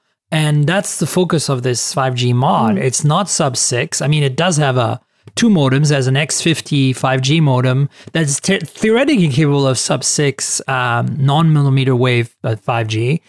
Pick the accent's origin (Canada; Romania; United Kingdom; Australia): Canada; now in San Francisco, United States; Rose is from Canada, and I'm also a Canadian citizen who, you know, moved to the US a long time ago and is also an American citizen.